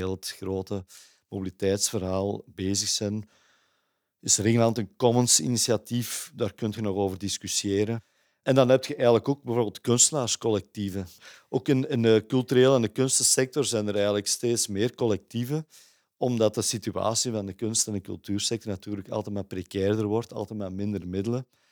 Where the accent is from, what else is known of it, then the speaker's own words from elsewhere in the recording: Kempen, Belgium; moved away as an adult; now in Antwerp, Belgium; Ik ben niet geboren en getogen in Antwerpen, zoals je aan mijn accent eh, zult horen. Ik ben afkomstig van de Kempen, maar ik ben na mijn studies eigenlijk naar Antwerpen verhuisd.